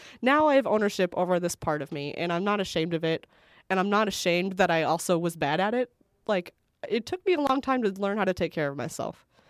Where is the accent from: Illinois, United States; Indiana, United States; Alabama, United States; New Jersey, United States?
Indiana, United States; Northwest; where I grew up in Northwest Indiana